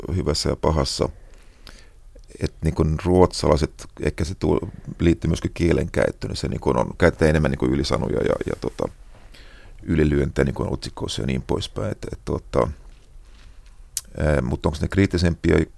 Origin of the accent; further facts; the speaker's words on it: Finland; minä olen Suomesta